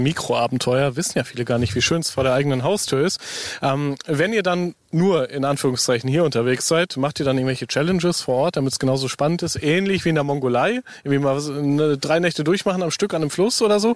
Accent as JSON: {"language": "German", "region": "North Rhine-Westphalia", "country": "Germany", "said": "ich komme ja aus Ostwestfalen"}